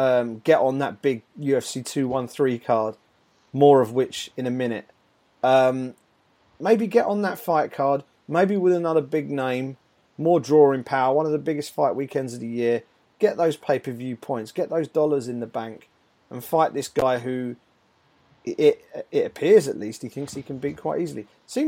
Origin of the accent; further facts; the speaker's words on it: United Kingdom; as a Brit, it would be great to see him in a world title fight.